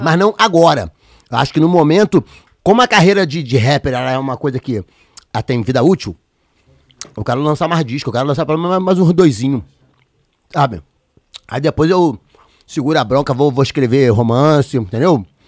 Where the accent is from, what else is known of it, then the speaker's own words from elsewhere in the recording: São Gonçalo, Rio de Janeiro, Brazil; meu bairro, da onde eu nasci